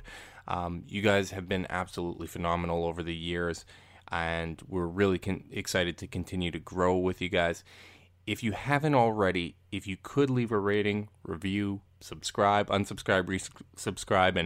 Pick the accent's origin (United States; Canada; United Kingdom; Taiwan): Canada; just from being Canadian